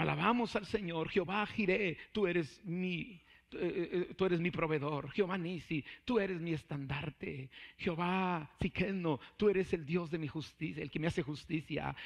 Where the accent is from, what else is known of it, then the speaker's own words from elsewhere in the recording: Mexico; siendo mexicanos